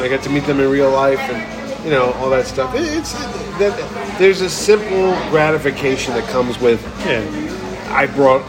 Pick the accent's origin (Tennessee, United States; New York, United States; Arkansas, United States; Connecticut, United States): Connecticut, United States; New Haven; my hometown of New Haven